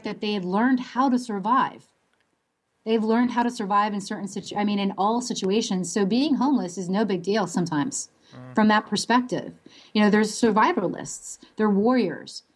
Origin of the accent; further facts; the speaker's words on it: Williamsport, Pennsylvania, United States; moved away; my hometown, which is Williamsport, Pennsylvania